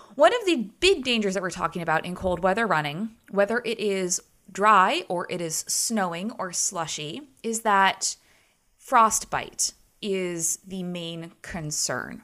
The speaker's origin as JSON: {"language": "English", "country": "United States", "said": "as a American"}